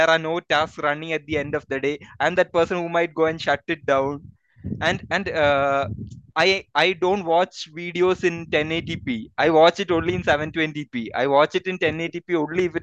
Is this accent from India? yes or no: yes; Kollam, Kerala, India; also born or lived in Gujarat; now in Bangalore, India; I grew up in the city of Kollam, which has a lot of this colonial influences